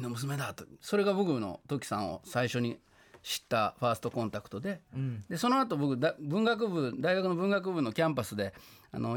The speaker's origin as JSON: {"language": "Japanese", "region": "Kyoto", "country": "Japan", "tie": "born or raised there", "said": "僕の地元の京都でね、まあ、それもね一昨日行けた"}